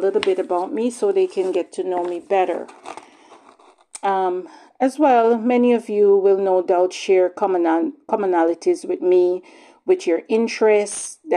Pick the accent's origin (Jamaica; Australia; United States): Jamaica; now in Bowmanville, Canada; I was born in Jamaica. And back home